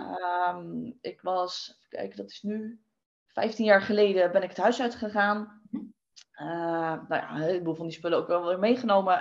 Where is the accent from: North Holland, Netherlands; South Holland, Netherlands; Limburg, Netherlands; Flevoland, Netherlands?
South Holland, Netherlands; Westland; ik kom uit het Westland